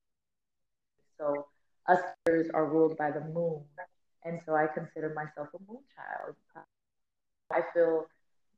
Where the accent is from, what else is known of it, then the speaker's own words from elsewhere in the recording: Phoenix, Arizona, United States; But I'm actually born and raised in Arizona, born and raised West Phoenix, like Avondale area.